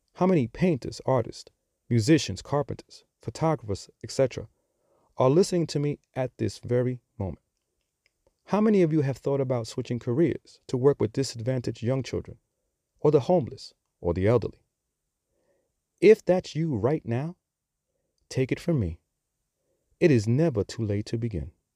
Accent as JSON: {"language": "English", "town": "New York City", "region": "New York", "country": "United States", "accent": "New York", "moved": "yes", "lives_now": "Charlotte, United States", "said": "I'm sure that you have picked up on my accent. So, yes, I am from New York. And as I always like to say, I'm just a simple dude from the Bronx"}